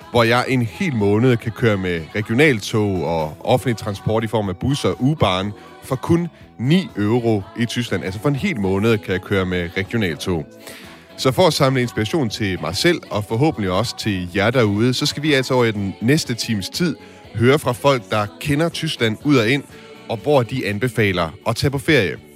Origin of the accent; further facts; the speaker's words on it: Denmark; now in Meissen, Germany; Jeg kommer selvfølgelig fra Danmark. Det er som bekendt temmelig fladt